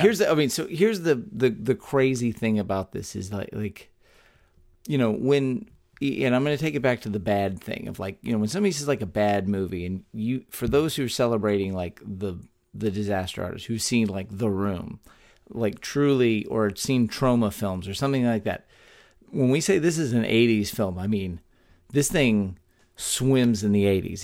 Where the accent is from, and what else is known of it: Texas, United States; born or raised there